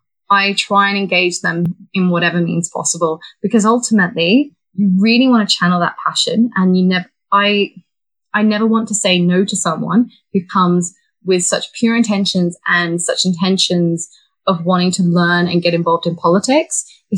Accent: Bahrain; People probably won't get this from my accent or indeed my name, but I was actually born and raised in Bahrain. So Bahrain is a tiny island in the Middle East.

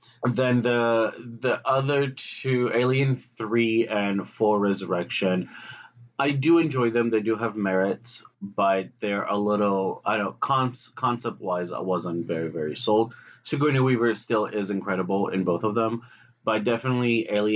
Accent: Greece; I grew up in Greece with a lot of sci-fi TV shows

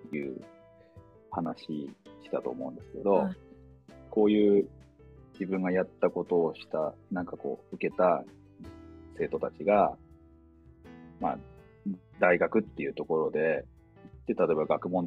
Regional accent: Toyama, Japan; also born or lived in Tokyo; 自分もこの地域で育って、うん、一回東京に出て、うん、でなんか戻ってきてっていう人間ですけど

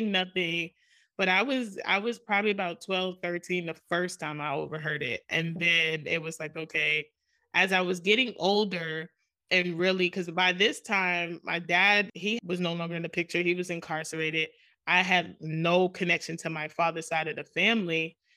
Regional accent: New York City, New York, United States; I grew up in Jamaica, Queens, New York

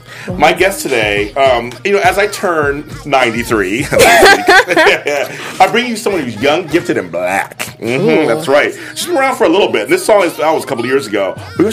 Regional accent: Los Angeles, California, United States; I'm from South Central, so.

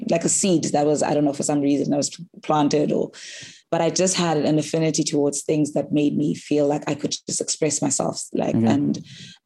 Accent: Eastern Cape, South Africa; now in Cape Town, South Africa; I'm originally from the Eastern Cape

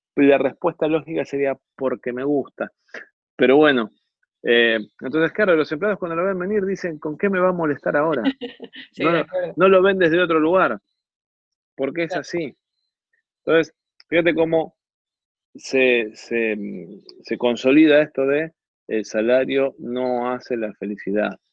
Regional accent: Argentina

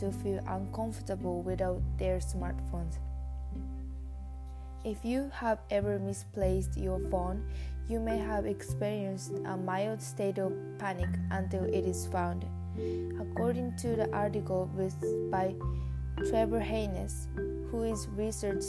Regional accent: Japan; English is a second language; moved away as an adult; now in Canada; I am an exchange student from Japan.

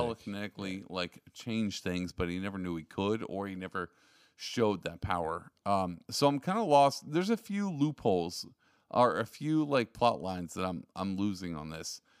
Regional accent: Texas, United States; I'm from Texas

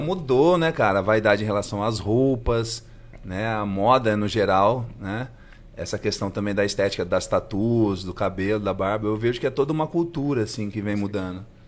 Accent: Assis, São Paulo, Brazil; moved away as an adult; also born or lived in Bauru; now in São José do Rio Preto, Brazil; eu sou de Assis, né? Morei lá até os 18 e fui estudar em Bauru, né?

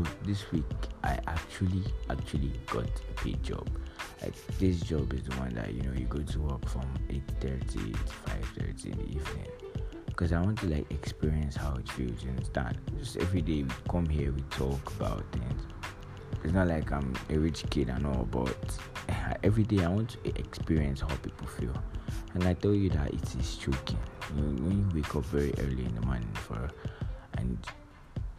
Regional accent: Lagos, Nigeria; growing up in Lagos here

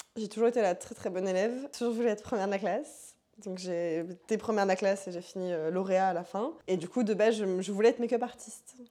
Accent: Paris suburbs, Île-de-France, France; je viens de la banlieue parisienne 93 euh, Voilà. J'ai toujours vécu là-bas, je vis toujours là-bas

